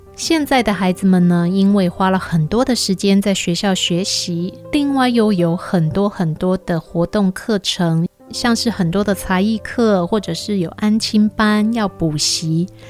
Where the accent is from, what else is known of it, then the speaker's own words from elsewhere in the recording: Taiwan; 我们台湾人